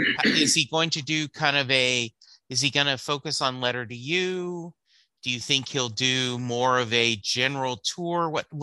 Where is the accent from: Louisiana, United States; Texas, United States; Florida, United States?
Louisiana, United States; I grew up in Louisiana, and so I've never seen that live